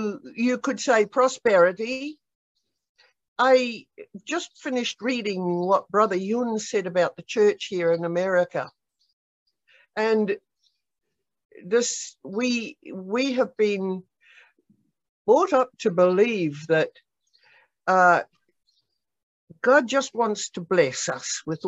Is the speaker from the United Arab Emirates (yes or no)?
no; Australia; moved away as an adult; I must say it was a culture shock, even though I came from Australia.